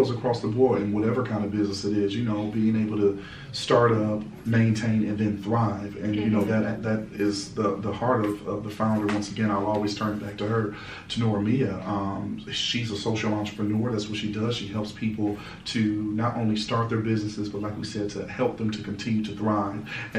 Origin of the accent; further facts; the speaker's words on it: Cleveland, Ohio, United States; Born and raised.